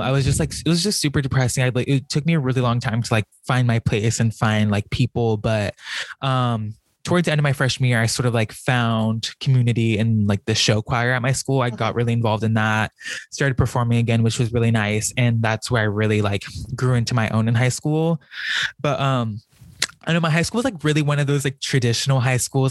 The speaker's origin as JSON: {"language": "English", "town": "Norwalk", "region": "California", "country": "United States", "tie": "born or raised there", "also_born_or_lived": "Buena Park, California", "moved": "as an adult", "lives_now": "San Francisco, United States", "said": "I grew up in Orange County. So with my parents, I lived in Buena Park"}